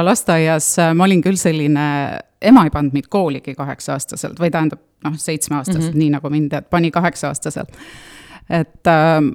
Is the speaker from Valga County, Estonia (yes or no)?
yes; Puka, Valga County, Estonia; nagu juba öeldud, ja tulen tõesti Pukast ja olen Pukast äh, ise seitsmendat põlve, minu lapsed siis kaheksandat põlve